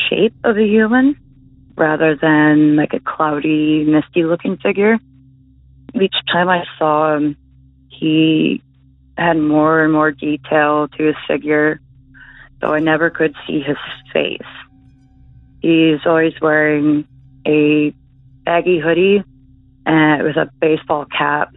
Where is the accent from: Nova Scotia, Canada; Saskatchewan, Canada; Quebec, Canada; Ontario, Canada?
Ontario, Canada; Belleville; my hometown